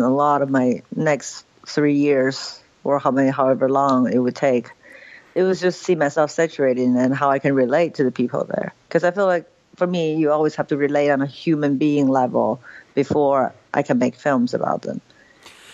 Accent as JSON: {"language": "English", "region": "Beijing", "country": "China", "tie": "born or raised there", "also_born_or_lived": "New York", "moved": "yes", "said": "growing up in Beijing"}